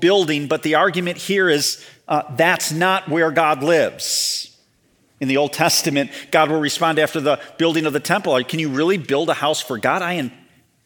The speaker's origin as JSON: {"language": "English", "area": "Chicago suburbs", "region": "Illinois", "country": "United States", "tie": "born or raised there", "moved": "yes", "said": "So I grew up in the Chicago suburbs."}